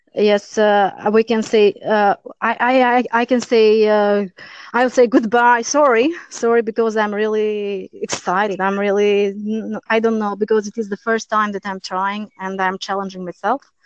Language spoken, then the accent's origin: English; Durrës, Durrës County, Albania; English is a second language; moved away as an adult; now in Italy; my hometown is Durres